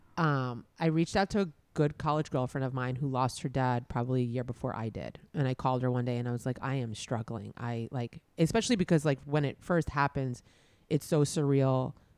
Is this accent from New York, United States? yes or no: yes; New York, United States; growing up in New York